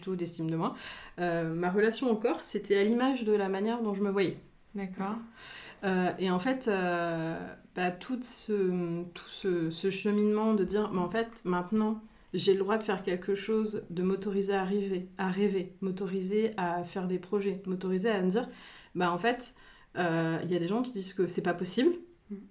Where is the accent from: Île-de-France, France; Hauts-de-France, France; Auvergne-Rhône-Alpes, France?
Hauts-de-France, France; Picardy; now in Reims, France; je suis originaire de Picardie, je vis déjà depuis plusieurs années sur Reims, donc on va dire rémoise d'adoption